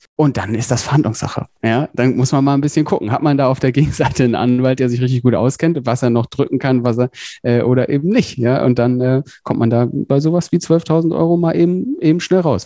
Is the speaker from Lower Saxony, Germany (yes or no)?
yes; Emden, Lower Saxony, Germany; moved away as an adult; also born or lived in Hamburg / Berlin; ursprünglich komme ich aus Emden, das ist äh, in schönen Ostfriesland in Niedersachsen